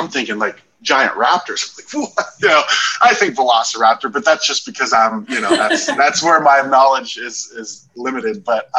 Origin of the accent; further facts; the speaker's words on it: Ohio, United States; now in Arizona, United States; I'm from Ohio, and when I moved here, I'm like, I'm not going to go anywhere else.